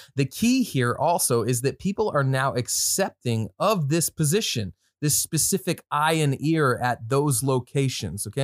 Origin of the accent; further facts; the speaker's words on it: Midwest, United States; you can tell I'm from the Midwest.